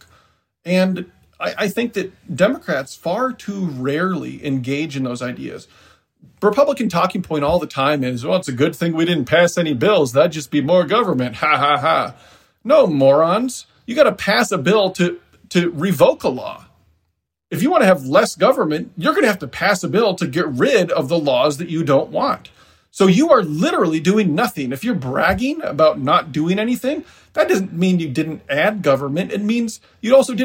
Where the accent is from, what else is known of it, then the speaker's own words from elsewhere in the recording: Decorah, Iowa, United States; my hometown, Decorah, is in northeast Iowa